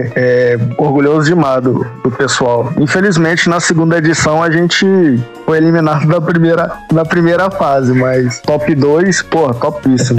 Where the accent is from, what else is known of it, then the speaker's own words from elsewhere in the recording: Rio de Janeiro, Brazil; moved away as an adult; now in Goiânia, Brazil; Eu sou do Rio de Janeiro, lá da Tijuca. Eu tô morando em Goiânia tem mais ou menos 5, 6 anos